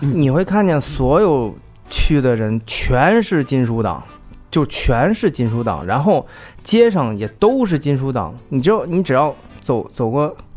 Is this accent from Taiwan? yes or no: no; China; 我们只能告诉他们我们是来自中国